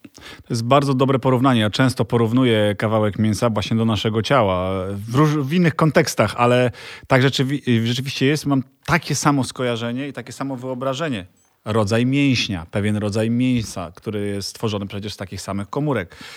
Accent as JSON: {"language": "Polish", "region": "eastern Poland", "country": "Poland", "tie": "born or raised there", "said": "Ja jestem e, ze wschodu, więc e, tam się urodziłem."}